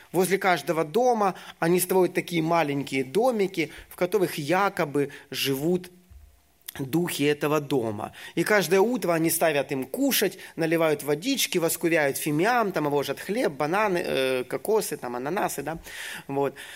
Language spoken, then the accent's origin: Russian; Ukraine; moved away as an adult; also born or lived in Syria / Egypt; сам я с Украины